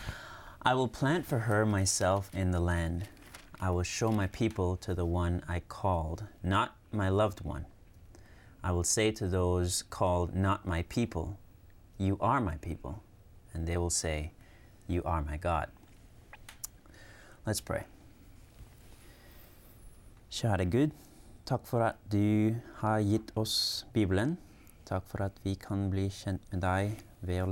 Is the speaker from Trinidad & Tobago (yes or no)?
no; Cayman Islands; now in Berrien Springs, United States; from the Cayman Islands, studying here at Andrews University